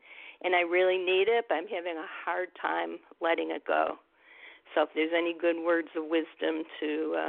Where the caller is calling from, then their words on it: Northern Illinois, United States; I'm calling from Northern Illinois.